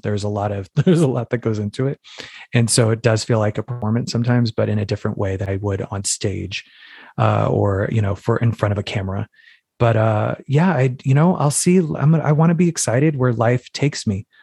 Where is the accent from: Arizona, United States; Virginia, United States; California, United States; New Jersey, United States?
Arizona, United States; Phoenix; moved away; also born or lived in New York City; I'm from Phoenix, Arizona originally